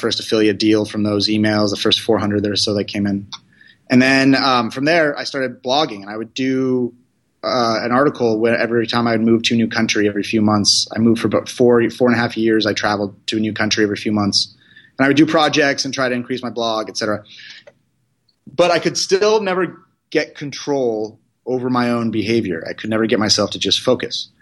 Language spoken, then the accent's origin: English; California, United States; I'm from California. I grew up basically in an Indian household